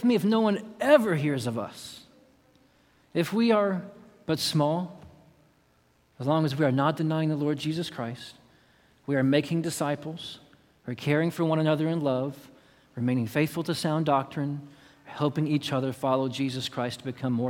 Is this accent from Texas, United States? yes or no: yes; Austin, Texas, United States; I'm from Austin, Texas